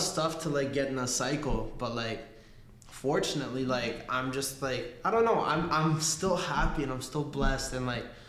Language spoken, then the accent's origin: English; Argentina; moved away; I was born in Argentina. You know, like soccer runs in my fucking blood